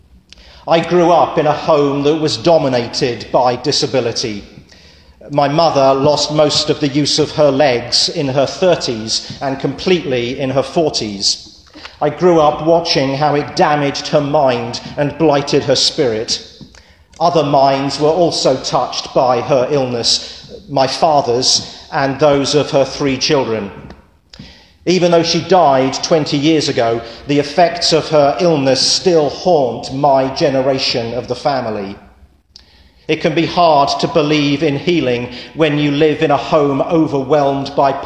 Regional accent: England, United Kingdom; moved away; I'm English

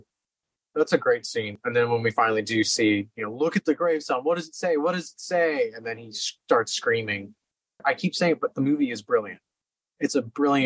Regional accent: Los Angeles, California, United States; I'm from LA, you know, I'm from Venice Beach

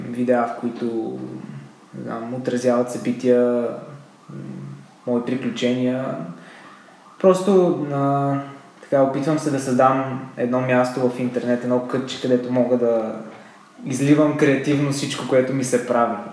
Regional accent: Sofia, Sofia City, Bulgaria; also born or lived in Dobrich; Роден съм в София, живея в София, целия си живот съм прекарал тук. Почти целия, а, като бях малък, съм живял малко време и в Добрич

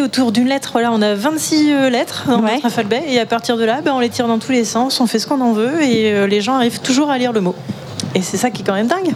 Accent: Vannes, Brittany, France; je viens aussi de Vannes

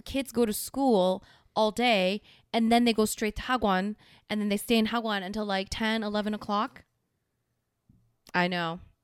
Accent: South Korea; moved away; my home country

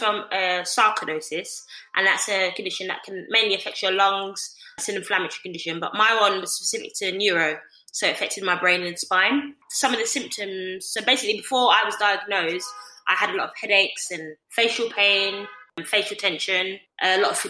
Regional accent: London, United Kingdom; I'm East Londoner. I grew up in the East and with my family

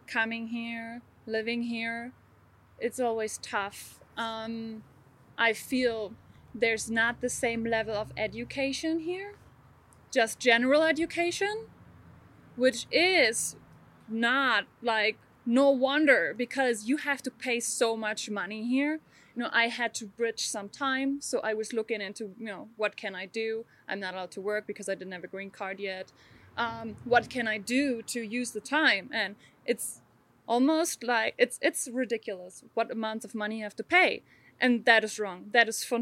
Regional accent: Germany; moved away; I grew up in Germany

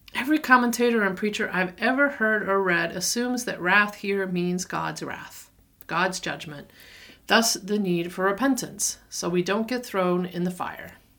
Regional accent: the South, United States; moved away; also born or lived in Denver; I'm a Southerner

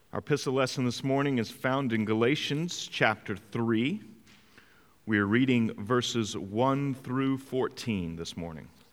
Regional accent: Greenville, North Carolina, United States; in my hometown of Greenville, North Carolina

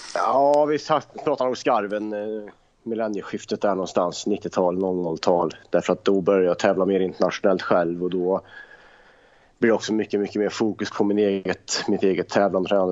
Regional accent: Värmland, Sweden; Farsan spelade fotboll i Östra Deje i division 4, division 5, division 6 hemma i Värmland

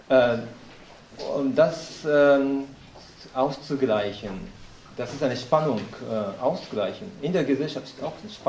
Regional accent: Japan; German is a second language; Also das tue ich auch als Japaner.

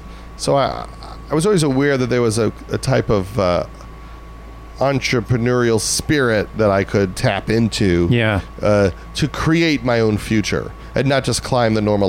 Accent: Long Island, New York, United States; I was from Long Island.

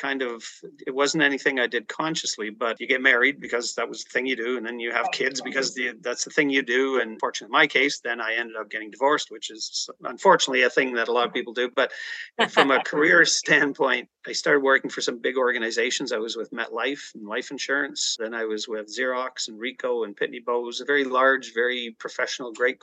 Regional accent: Ajax, Ontario, Canada; also born or lived in Toronto, Ontario; I was born in the east side of Toronto. I grew up in the Ajax Pickering area, the youngest of six kids.

